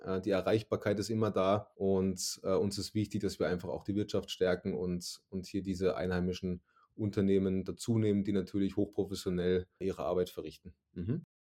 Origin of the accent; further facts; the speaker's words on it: Suhl, Thuringia, Germany; moved away as an adult; now in Salzburg State, Austria; Ich bin in, in der schönen Stadt Suhl, im grünen Herzen Deutschlands in Thüringen geboren